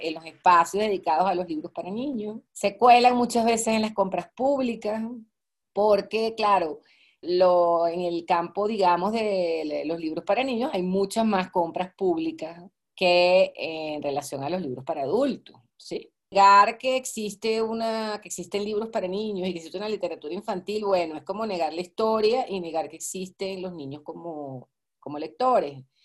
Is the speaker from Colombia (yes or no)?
no; Venezuela; also born or lived in Maracaibo / Caracas; yo soy venezolana